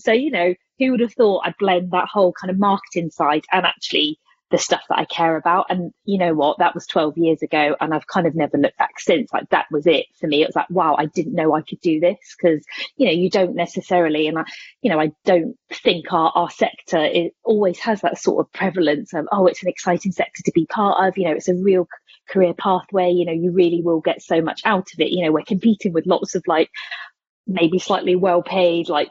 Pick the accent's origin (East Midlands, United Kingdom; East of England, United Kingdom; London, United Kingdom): East Midlands, United Kingdom; Corby; I started life as a volunteer youth worker in my hometown, Corby